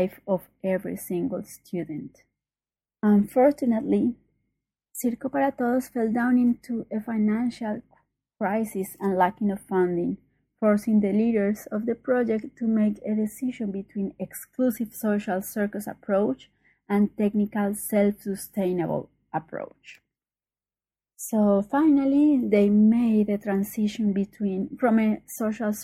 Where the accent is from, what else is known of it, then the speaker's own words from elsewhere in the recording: Colombia; I'm from Colombia.